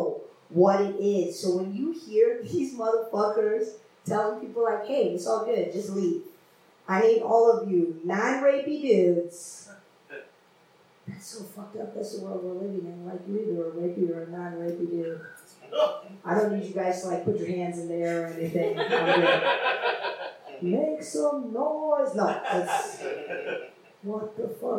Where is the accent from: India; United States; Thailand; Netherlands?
India; moved away; I come from India.